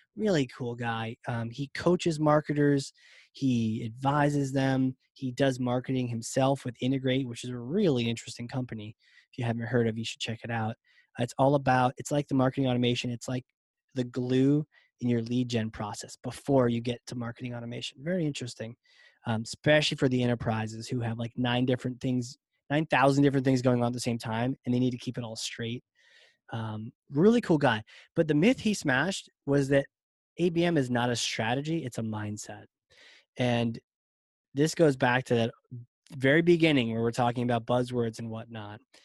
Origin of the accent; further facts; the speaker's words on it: Virginia, United States; accent: Southern; I'm from Virginia